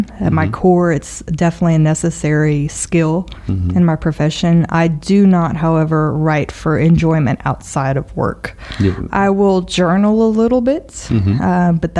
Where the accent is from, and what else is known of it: Lafayette, United States; born or raised there